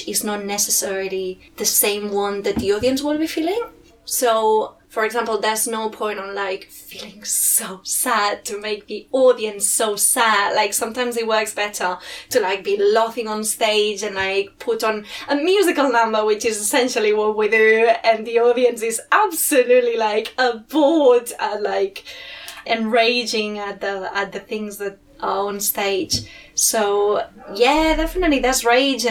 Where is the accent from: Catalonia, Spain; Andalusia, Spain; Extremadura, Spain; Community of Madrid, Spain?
Catalonia, Spain; Girona; English is a second language; moved away as an adult; also born or lived in Barcelona; now in London, United Kingdom; in my hometown, which is, I'm from Girona